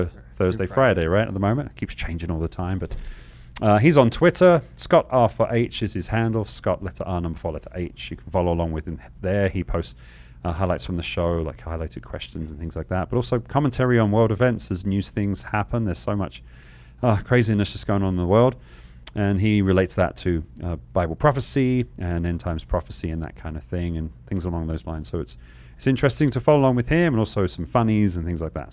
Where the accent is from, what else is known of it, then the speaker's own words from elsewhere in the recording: England, United Kingdom; now in Arizona, United States; I'm from England where it kind of drizzles